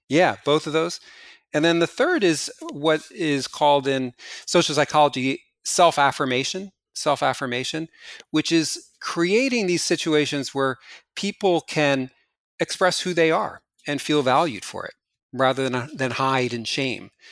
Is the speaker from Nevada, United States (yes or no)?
no; New Jersey, United States; moved away; New Jersey, my hometown